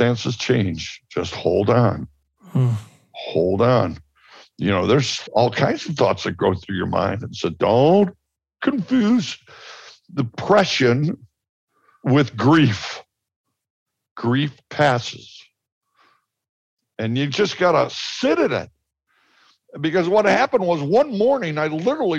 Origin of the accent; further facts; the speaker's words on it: Chicago, Illinois, United States; I'm from Chicago